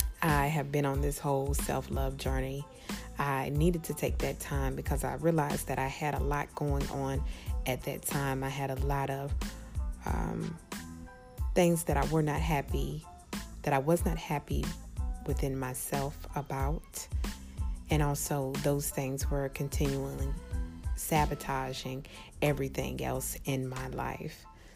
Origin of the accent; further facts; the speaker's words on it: New Zealand; I am Kiwi. Hi guys, I'm back.